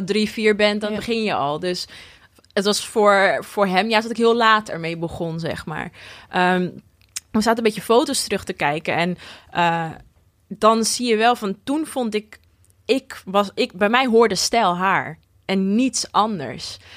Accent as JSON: {"language": "Dutch", "town": "Almere", "region": "Flevoland", "country": "Netherlands", "tie": "born or raised there", "also_born_or_lived": "Lelystad", "said": "ik ben geboren in Lelystad en daarna wel verhuisd naar Almere"}